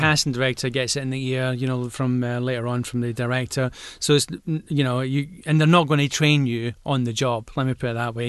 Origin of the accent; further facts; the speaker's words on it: Glasgow, Scotland, United Kingdom; accent: Glaswegian